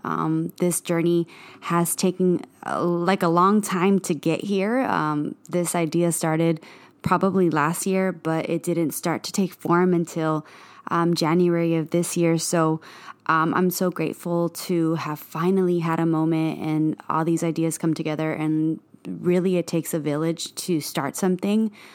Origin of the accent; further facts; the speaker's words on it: Bloomington, California, United States; moved away as an adult; also born or lived in East Los Angeles, California / Montebello, California; now in Los Angeles, United States; I am from the Inland Empire. That's the IE, um, San Bernardino County. Um, that's where I grew up.